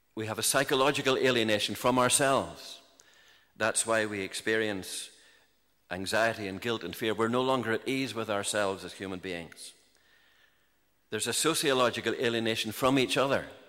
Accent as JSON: {"language": "English", "town": "Larne", "region": "Northern Ireland", "country": "United Kingdom", "tie": "born or raised there", "said": "I grew up in the in Larne and the County Antrim coast"}